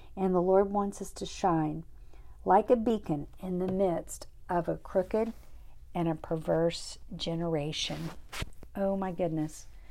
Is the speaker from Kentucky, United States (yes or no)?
no; Kerrville, Texas, United States; moved away as an adult; now in Uvalde, United States; I grew up in Kerrville.